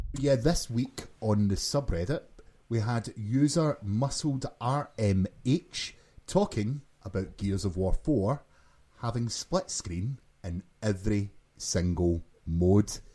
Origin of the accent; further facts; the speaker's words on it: Glasgow, Scotland, United Kingdom; from Glasgow, Scotland, as you can probably tell by my accent.